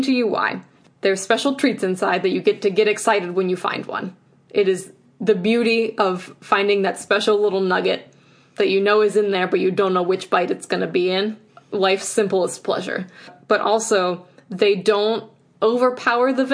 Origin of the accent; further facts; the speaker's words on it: Midwest, United States; I'm a Midwesterner.